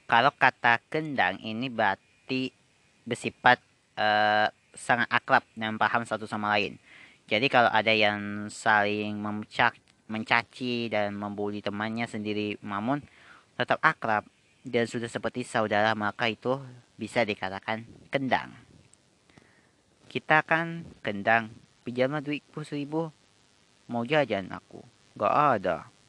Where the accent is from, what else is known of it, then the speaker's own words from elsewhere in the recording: Medan, North Sumatra, Indonesia; Kami orang Medan tidak mengenal kata motor. Yang kami kenal itu adalah kereta.